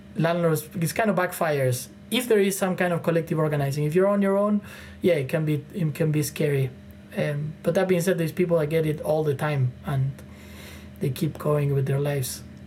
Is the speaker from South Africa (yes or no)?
no; Argentina; now in Toronto, Canada; I'm from Argentina, from Latin America